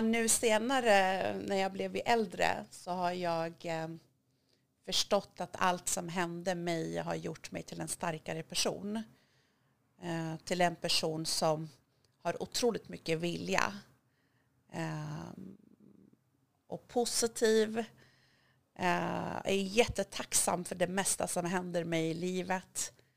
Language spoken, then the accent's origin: Swedish; Hudiksvall, Gävleborg County, Sweden; Swedish is a second language; moved away; also born or lived in Iran / Rhodes, Greece / Thailand; jag är uppvuxen i en liten stad i Hälsingland som heter Hudiksvall, Glada Hudik